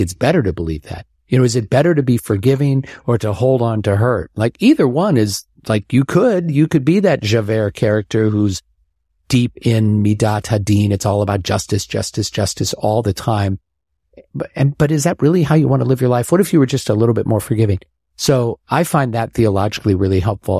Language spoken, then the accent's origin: English; Omaha, Nebraska, United States; moved away; growing up in Omaha